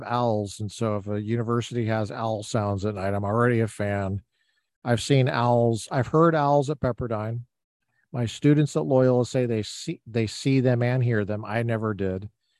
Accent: Littleton, Colorado, United States; now in California, United States; I know Littleton very well because I am from Littleton.

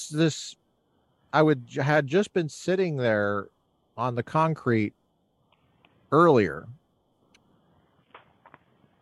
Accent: Colorado, United States; now in Southern California, United States; I grew up in Colorado

